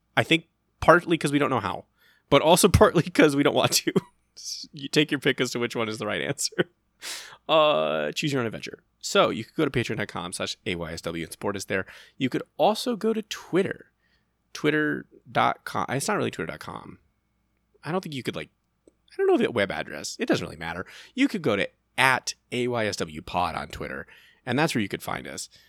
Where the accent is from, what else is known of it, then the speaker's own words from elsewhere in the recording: United States; as an American